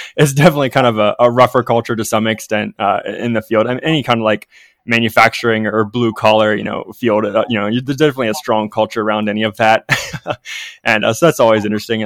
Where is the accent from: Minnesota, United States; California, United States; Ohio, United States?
Ohio, United States; Ohio River Valley, United States; So I grew up in the Ohio River Valley, so southeastern Ohio